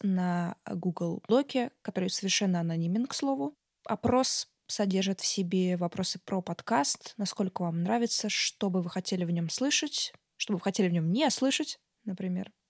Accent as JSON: {"language": "Russian", "town": "Tolyatti", "region": "Samara Oblast", "country": "Russia", "tie": "born or raised there", "moved": "yes", "said": "Я сама э, родом из провинциального города, а, область Самарская"}